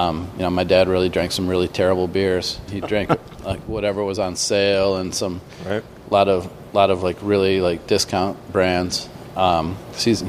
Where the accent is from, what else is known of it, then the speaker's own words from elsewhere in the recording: Grand Rapids, Michigan, United States; I grew up in Grand Rapids, Michigan